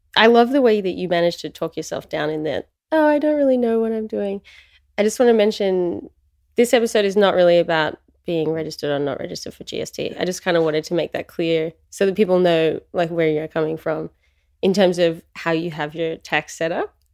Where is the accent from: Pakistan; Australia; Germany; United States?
Australia; I'm Australian